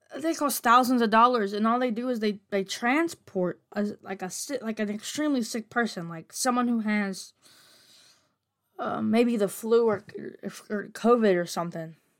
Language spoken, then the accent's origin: English; United States; I'm American